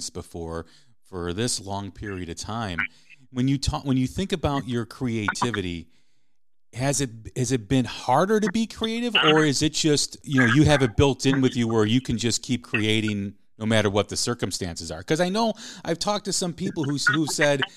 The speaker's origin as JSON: {"language": "English", "town": "Chicago", "region": "Illinois", "country": "United States", "tie": "born or raised there", "said": "I grew up in Chicago"}